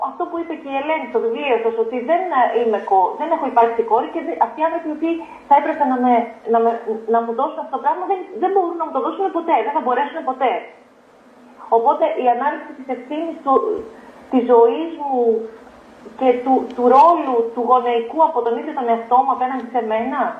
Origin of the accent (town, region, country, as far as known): Komotini, Eastern Macedonia and Thrace, Greece